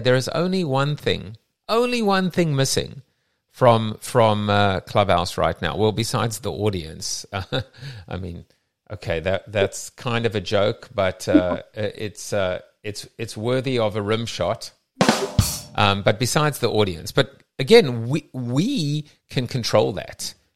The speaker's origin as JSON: {"language": "English", "country": "South Africa", "moved": "yes", "lives_now": "United States", "said": "myself as a South African"}